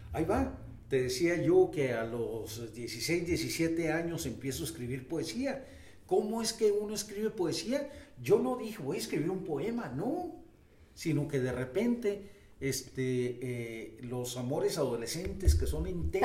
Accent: Delicias, Chihuahua, Mexico; moved away as an adult; also born or lived in Mexico City; now in Chihuahua, Mexico; Nací en Delicias, Chihuahua, en el sector sur eh, una infancia extraordinaria. Ahí estudié

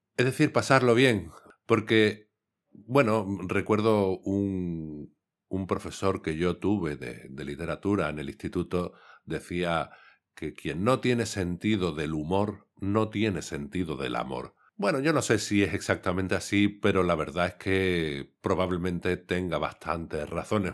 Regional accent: Cádiz, Andalusia, Spain; yo soy de Cádiz

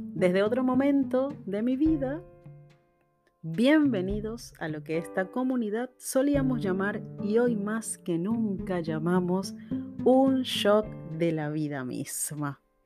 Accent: Venezuela; moved away; also born or lived in Argentina; en mi país natal, Venezuela

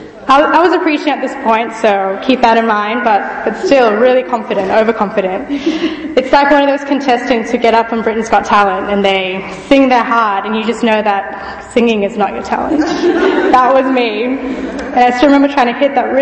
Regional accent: Fiji; also born or lived in Australia; now in Birmingham, United Kingdom; I grew up in Fiji, which is in the South Pacific

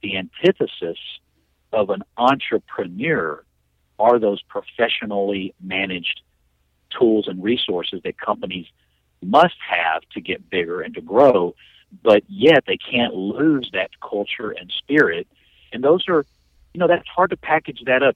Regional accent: Temple, Texas, United States; came back to my hometown of Temple, Texas

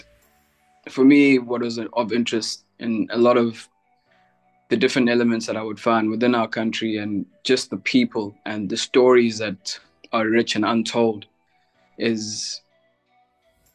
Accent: Durban, KwaZulu-Natal, South Africa; I'm from Durban in South Africa.

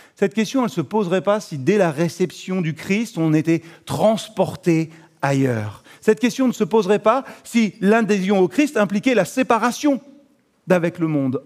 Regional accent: France; On est français

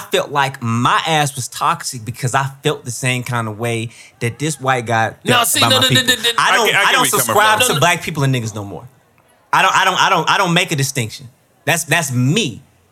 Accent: Columbus, Mississippi, United States; moved away; I'm from Mississippi, right? I'm from Columbus, Mississippi.

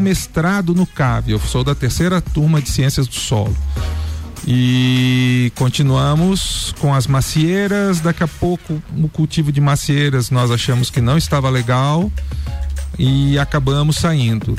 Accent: Florianópolis, Santa Catarina, Brazil; also born or lived in Urubici; now in Lages, Brazil; eu nasci em Florianópolis, estudei, fiz faculdade na UFSC de agronomia

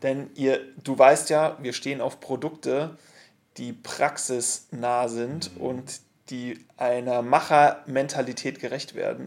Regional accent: Munich, Bavaria, Germany; Wir als Münchner

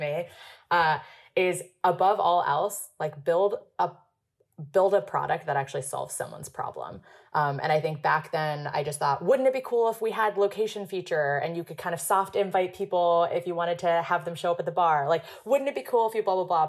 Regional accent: Hong Kong; moved away as an adult; also born or lived in Princeton, United States; I was born and raised in Hong Kong. I spent 18 years there before coming to the US for college for Princeton.

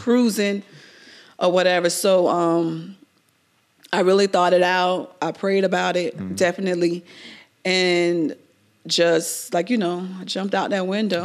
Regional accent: Miami, Florida, United States; I was born and raised in Miami.

